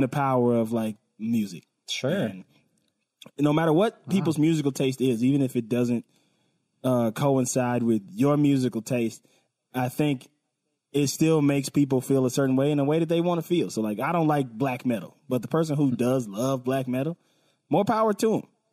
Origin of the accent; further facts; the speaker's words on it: West Coast, United States; I'm from the West Coast